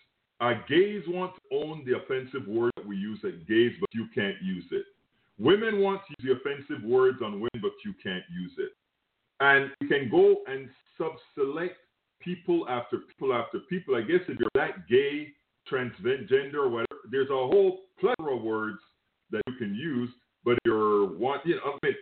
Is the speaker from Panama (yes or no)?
yes; Panama; now in United States; Look, I am from Panama. Yes, I'm not from the United States of America.